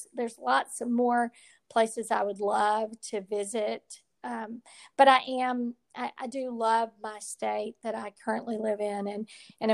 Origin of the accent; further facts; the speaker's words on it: Texas, United States; I'm a Texas girl and I was born in Texas and I plan to die in Texas